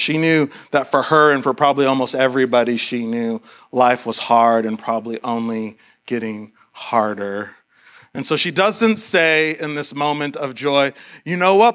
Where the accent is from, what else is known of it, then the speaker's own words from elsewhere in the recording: Austin, Texas, United States; I grew up in Austin